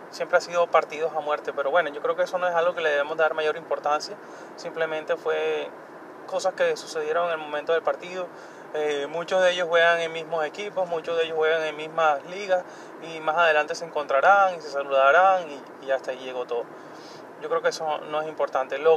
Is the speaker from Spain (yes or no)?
no; Colombia; Yo soy colombiano, pero yo no estoy indignado por eso, porque cuando nosotros ganamos también celebramos y eso es normal.